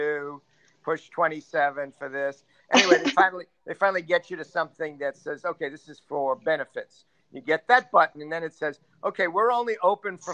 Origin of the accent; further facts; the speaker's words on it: United States; now in Spain; I'm an American living here